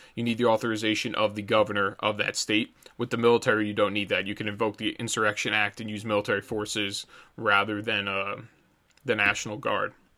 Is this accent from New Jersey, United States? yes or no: yes; New Jersey, United States; I am from New Jersey